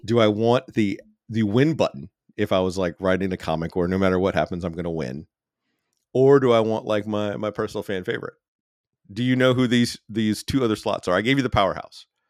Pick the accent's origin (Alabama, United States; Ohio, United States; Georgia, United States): Alabama, United States; I'm from Alabama